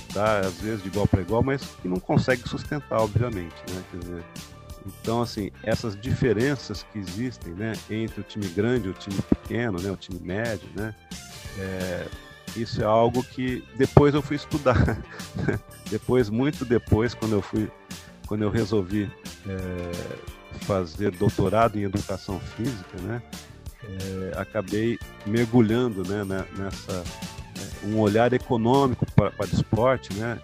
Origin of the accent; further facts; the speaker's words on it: Ribeirão Preto, São Paulo, Brazil; eu cresci é, indo ao estádio ver o Botafogo de Ribeirão Preto, né? Sou lá de Ribeirão Preto